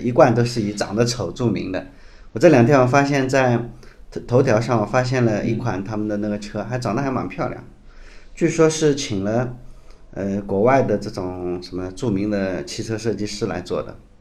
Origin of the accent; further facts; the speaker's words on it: China; 我们中国人去西藏首选的车